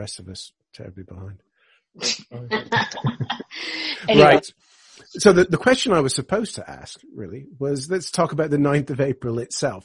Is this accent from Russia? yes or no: no; Canada; growing up in Canada